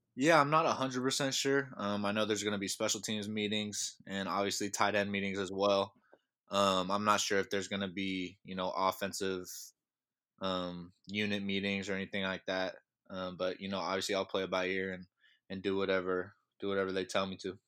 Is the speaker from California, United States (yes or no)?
yes; Sacramento, California, United States; I'm from Sacramento, California, so I'm up in Northern California